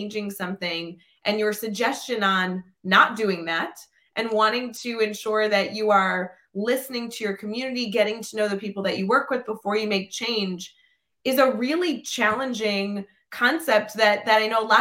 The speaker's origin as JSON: {"language": "English", "town": "Glenview", "region": "Illinois", "country": "United States", "tie": "born or raised there", "said": "I grew up in Glenview"}